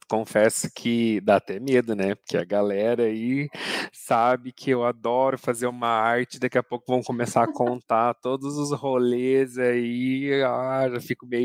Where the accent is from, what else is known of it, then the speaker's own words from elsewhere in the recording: Campo Mourão, Paraná, Brazil; accent: Curitiba; now in Curitiba, Brazil; Hoje em uhum. dia o meu sotaque já é mais curitibanês, né? Acabei herdando isso. Faz 16 anos que eu tô aqui na capital, mas eu sou natural de Campo Mourão, do interior do uhum.